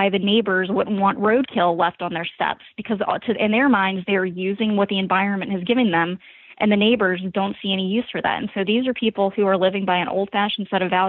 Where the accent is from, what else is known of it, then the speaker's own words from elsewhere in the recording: the South, United States; as a Southerner